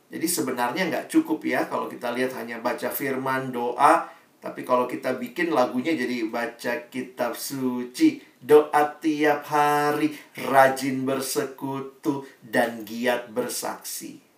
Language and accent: Indonesian; Makassar, South Sulawesi, Indonesia; Kayaknya rasanya saya anak Makassar Dari sekolah Di tempat di mana saya dididik Saya bertumbuh